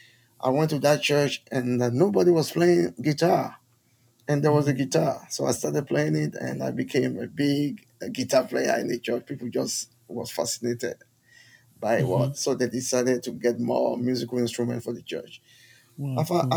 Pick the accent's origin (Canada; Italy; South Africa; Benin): Benin; oh, I'm from Benin. … I can play guitar.